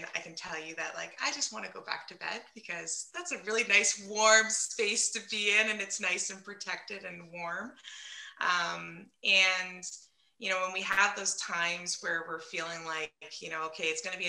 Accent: London, Ontario, Canada; I'm from London, Ontario, Canada

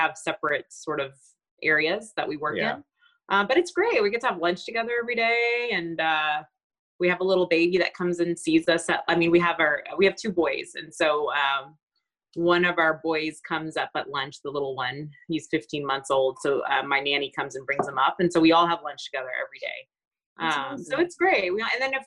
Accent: Beaumont, Texas, United States; I grew up in Beaumont, Texas

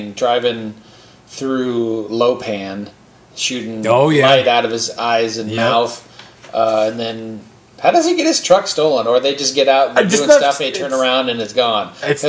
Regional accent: Moorpark, California, United States; They shot that in Moore Park. They shot that in my hometown where my sister went to high school.

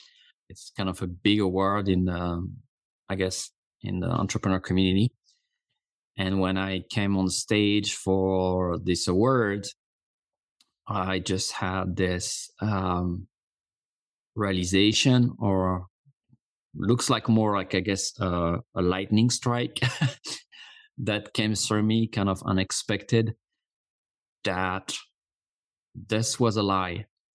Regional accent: Corsica, France; English is a second language; now in United States; And, you know, I've been living in the US for 20 years now. I'm originally from Corsica, a small island in the Mediterranean Sea.

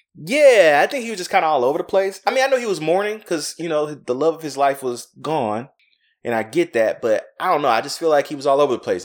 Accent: the South, United States; I'm from the South

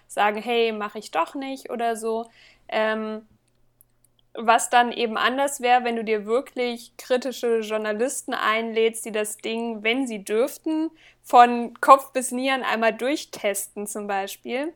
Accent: Northern Hesse, Germany; now in Magdeburg, Germany; also ganz gebürtig kommen, komme ich aus Nordhessen

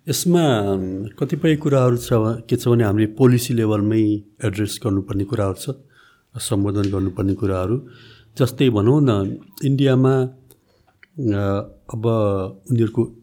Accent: Pokhara, Gandaki Province, Nepal; also born or lived in Pakistan; पोखरामै म सानो हुँदा हाम्रो जम्मा आठ दस रोपनी खेत

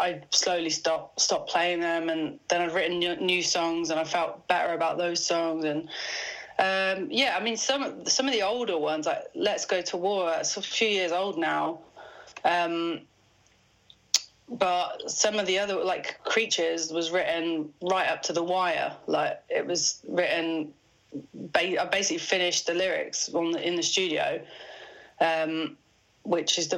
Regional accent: Midlands, United Kingdom; I've dropped my T's because I'm from the Midlands

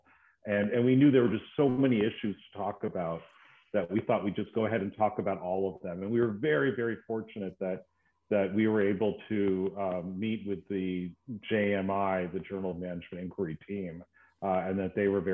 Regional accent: United States; moved away as an adult; now in Sydney, Australia; As you can probably tell from my accent, I'm not originally from Australia, from the States

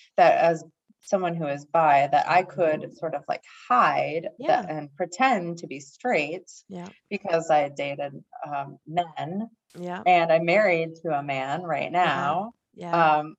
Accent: North Dakota, United States; born or raised there; moved away

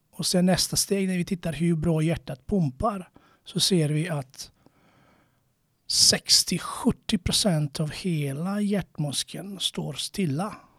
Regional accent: Croatia; now in Sweden; jag är från Kroatien

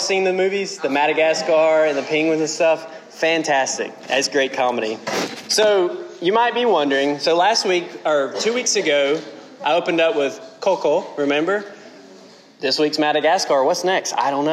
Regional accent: South Central Georgia, United States; moved away; I'm from South Central Georgia.

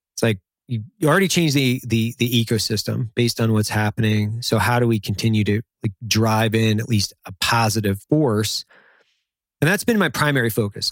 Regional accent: Idaho, United States; I grew up in Idaho in the fucking middle of nowhere

